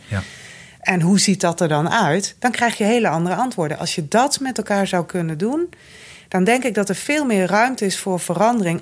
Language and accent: Dutch; Noordoostpolder, Flevoland, Netherlands; Ik kom uit de Noordoostpolder.